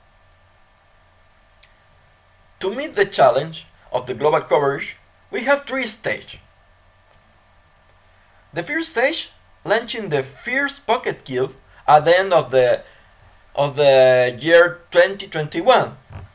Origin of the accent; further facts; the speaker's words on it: Argentina; my country, Argentina